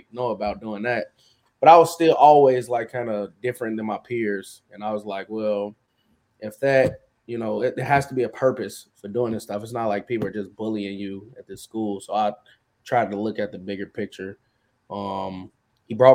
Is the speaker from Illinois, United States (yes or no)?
yes; Chicago, Illinois, United States; I'm from South Chicago. I grew up around a lot of violence